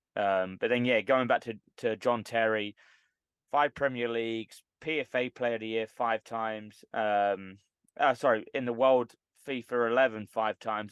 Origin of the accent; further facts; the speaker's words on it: London, United Kingdom; I'm from London